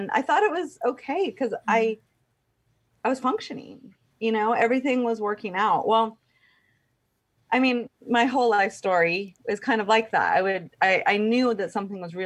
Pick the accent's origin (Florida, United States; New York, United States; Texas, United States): Texas, United States; I grew up in Texas